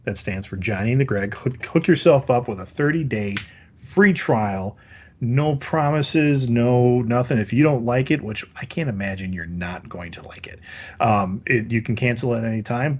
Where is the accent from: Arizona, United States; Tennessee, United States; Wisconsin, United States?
Wisconsin, United States; growing up in Wisconsin